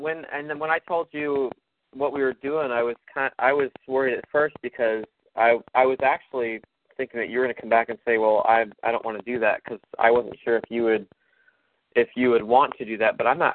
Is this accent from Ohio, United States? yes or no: yes; Columbus, Ohio, United States; now in Florida, United States; I grew up in Columbus, Ohio, so I grew up in the snow.